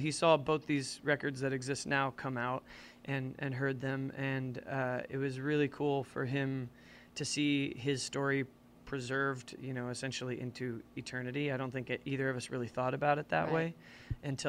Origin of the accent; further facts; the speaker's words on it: St. Louis, Missouri, United States; also born or lived in New Orleans, Louisiana; now in Seattle, United States; I grew up in St. Louis